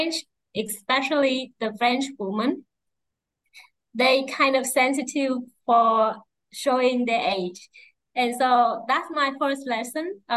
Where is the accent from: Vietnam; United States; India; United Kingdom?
Vietnam; I come from Vietnam